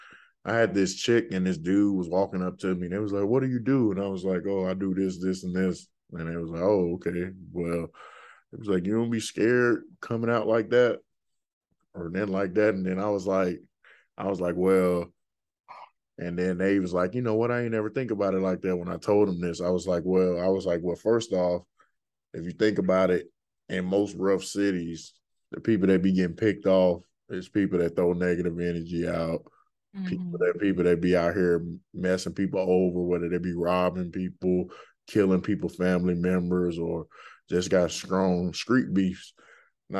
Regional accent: Birmingham, Alabama, United States; my hometown, just like that, Birmingham, Alabama.

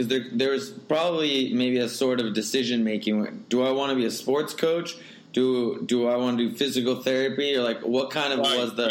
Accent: Santa Ana, California, United States; I grew up in Santa Ana.

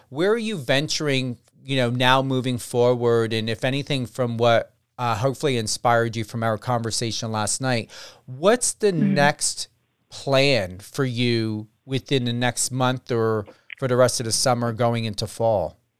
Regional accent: New Jersey, United States; I'm from New Jersey

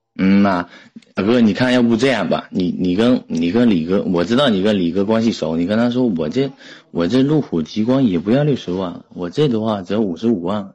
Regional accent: Putian, Fujian, China; 来自福建

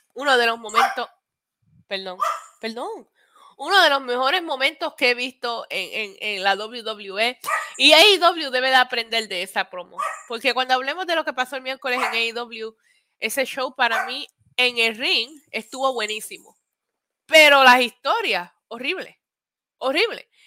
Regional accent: Vega Baja, Puerto Rico; yo me crié en Vega Baja, pero fui a la escuela en Vega Alta.

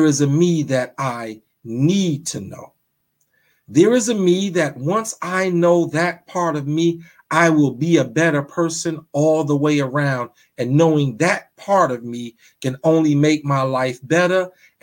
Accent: New York, United States; I'm from Brooklyn. We don't have fireplaces in Brooklyn

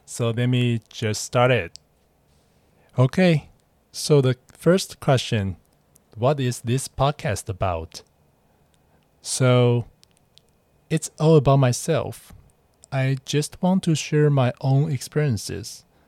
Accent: Taiwan; English is a second language; moved away as an adult; now in Hong Kong; I'm just a Taiwanese guy who live in Hong Kong and working here.

